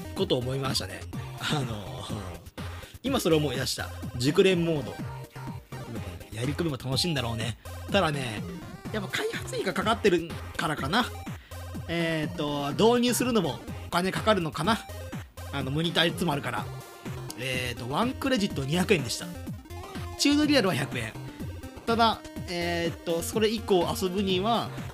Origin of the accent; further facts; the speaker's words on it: Himeji, Hyogo, Japan; moved away as an adult; now in Tokyo, Japan; 僕はあの姫路に住んでいて